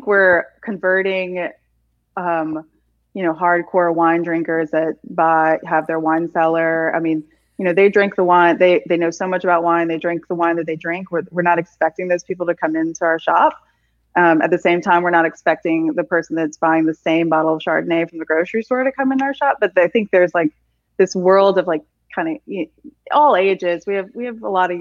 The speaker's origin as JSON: {"language": "English", "region": "South Louisiana", "country": "United States", "tie": "born or raised there", "said": "I don't even think I had rice and gravy growing up as a child in South Louisiana"}